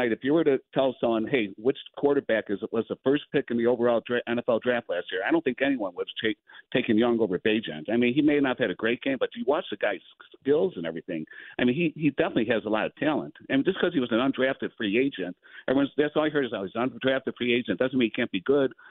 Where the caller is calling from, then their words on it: Buffalo Grove, Illinois, United States; Uh, Buffalo Grove.